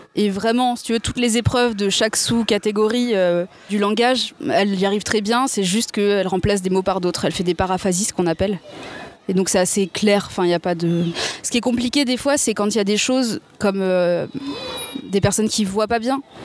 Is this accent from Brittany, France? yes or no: no; Seine-et-Marne, Île-de-France, France; je suis née en Seine-et-Marne